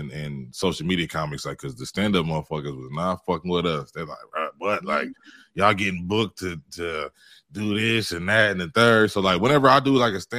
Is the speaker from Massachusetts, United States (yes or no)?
no; Cleveland, Ohio, United States; moved away; I'm originally from Ohio